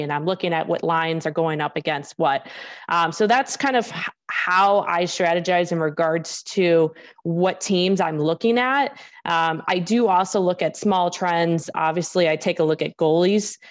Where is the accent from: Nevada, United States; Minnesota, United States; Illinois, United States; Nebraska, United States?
Illinois, United States; Chicago; growing up in Chicago, I, I grew up watching, or I shouldn't say watching, more like listening to Blackhawks games